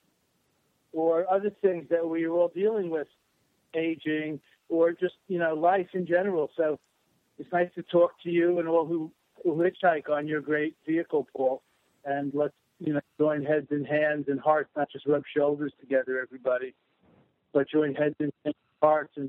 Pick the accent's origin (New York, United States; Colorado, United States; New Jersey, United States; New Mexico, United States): New York, United States; New York City; accent: Brooklyn, New York accent; born in Brooklyn